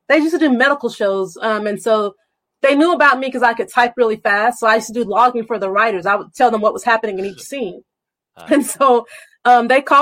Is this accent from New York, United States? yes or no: no; Salisbury, North Carolina, United States; I'm from Salisbury, North Carolina, which is a small town outside of Charlotte and Greensboro